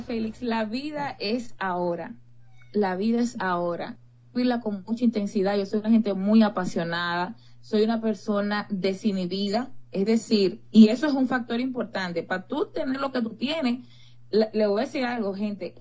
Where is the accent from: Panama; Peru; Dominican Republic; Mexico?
Dominican Republic; yo soy dominicana